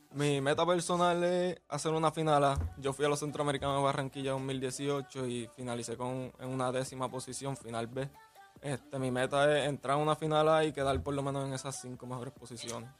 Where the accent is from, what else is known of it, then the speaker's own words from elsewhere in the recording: Puerto Rico; Como puertorriqueño